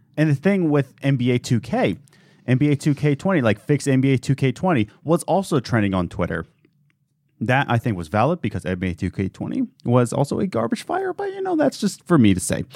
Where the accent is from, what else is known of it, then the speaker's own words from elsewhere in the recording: United States; as an American